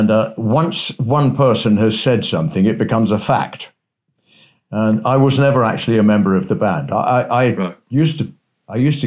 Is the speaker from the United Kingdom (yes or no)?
yes; England, United Kingdom; as an Englishman